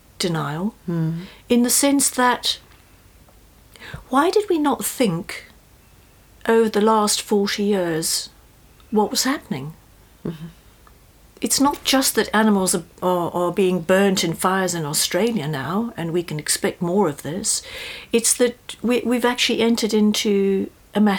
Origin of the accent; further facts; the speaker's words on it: South Africa; moved away; I come from South Africa originally